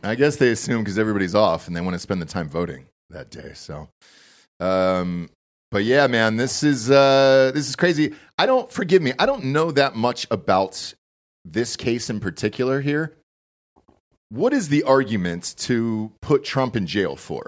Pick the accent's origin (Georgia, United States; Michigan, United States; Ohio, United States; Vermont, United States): Georgia, United States; Atlanta; I'm from Atlanta